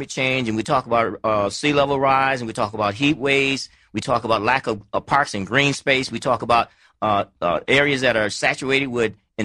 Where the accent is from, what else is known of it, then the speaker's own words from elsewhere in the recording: Alabama, United States; I'm from Alabama